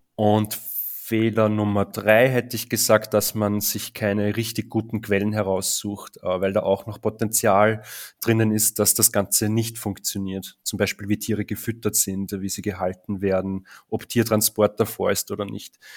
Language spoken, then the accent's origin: German; Linz, Upper Austria, Austria; in Österreich, in Oberösterreich zu sein und da gibt es halt rund um meine Heimatstadt Linz sehr viele Bauern